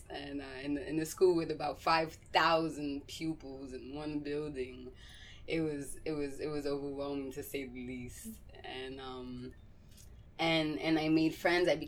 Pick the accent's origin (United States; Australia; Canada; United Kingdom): United States; Massachusetts; also born or lived in New York; from being away from New York as a child going and growing up in Massachusetts